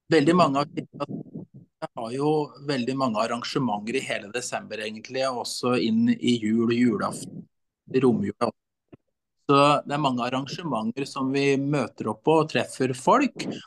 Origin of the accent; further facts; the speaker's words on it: Brumunddal, Innlandet, Norway; also born or lived in Vestfold; Jeg vokste opp i Brumunddal